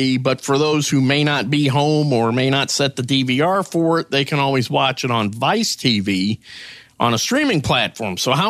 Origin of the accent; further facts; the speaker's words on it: Canada; So as a Canadian, the 95 Indianapolis 500 has to stand out because Quebec's Jacques Villeneuve won the race